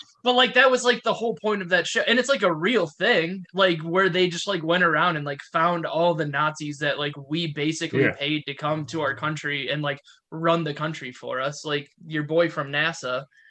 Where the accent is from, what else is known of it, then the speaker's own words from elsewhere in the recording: United Kingdom; Well, the worst part is like, even know we're British.